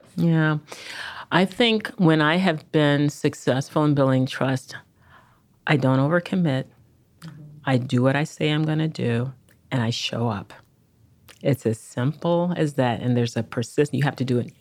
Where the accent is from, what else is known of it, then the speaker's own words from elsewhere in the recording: Chicago, Illinois, United States; moved away; I'm a Chicagoan by birth and early upbringing